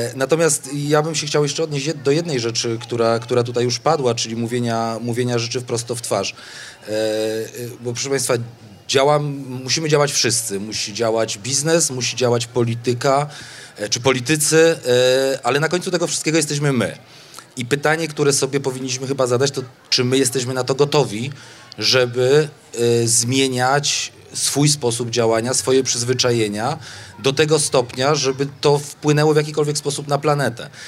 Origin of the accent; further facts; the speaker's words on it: Kraków, Lesser Poland, Poland; Jestem stąd, żyję tu 40 lat